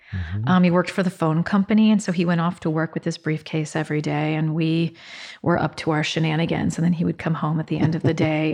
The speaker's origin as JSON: {"language": "English", "town": "Westerville", "region": "Ohio", "country": "United States", "tie": "born or raised there", "also_born_or_lived": "Columbus", "said": "Yeah, I grew up in Westerville, Ohio. I was born in Columbus. We moved to Westerville when I was starting first grade."}